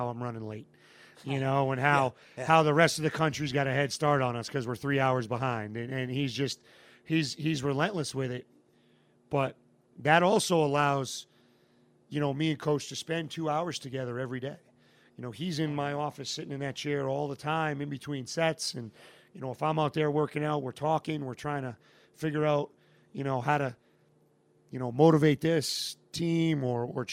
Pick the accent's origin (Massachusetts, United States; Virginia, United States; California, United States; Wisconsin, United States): Massachusetts, United States; moved away as an adult; I had a 2-year pit stop back in Massachusetts in my hometown